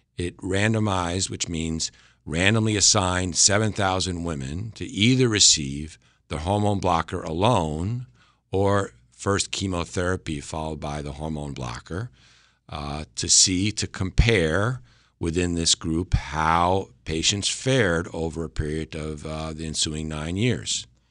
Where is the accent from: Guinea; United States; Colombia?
United States; Westchester County, New York; moved away as an adult; also born or lived in Boston / Connecticut; I'm originally from Westchester County, New York